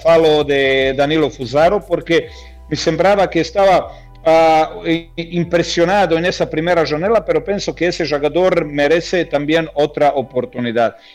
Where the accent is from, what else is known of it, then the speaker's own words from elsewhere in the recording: Croatia; Spanish is a second language; moved away; se está celebrando en mi país